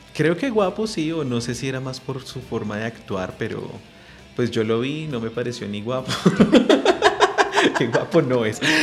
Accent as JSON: {"language": "Spanish", "region": "Bogotá", "country": "Colombia", "tie": "born or raised there", "said": "nací aquí en Bogotá"}